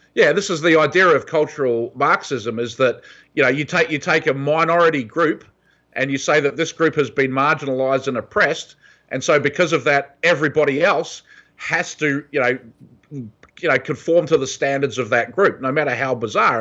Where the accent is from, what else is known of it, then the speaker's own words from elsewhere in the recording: New Zealand; moved away as an adult; also born or lived in Australia / San Francisco, California; now in California, United States; I grew up in New Zealand